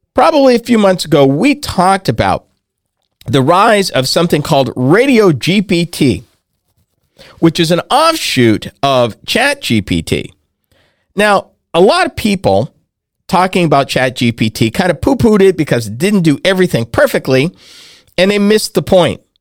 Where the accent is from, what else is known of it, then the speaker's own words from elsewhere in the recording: New England, United States; When I grew up in New England, back in the day, W R K O sixty-eight had Dale Dorman